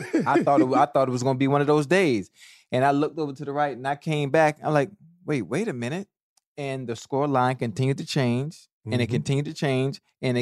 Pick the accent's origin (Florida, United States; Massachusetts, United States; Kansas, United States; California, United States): Florida, United States; I'm from Florida.